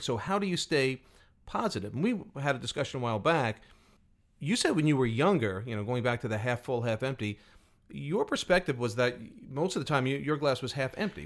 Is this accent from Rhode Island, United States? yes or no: no; New York, United States; I grew up in New York as a weather geek.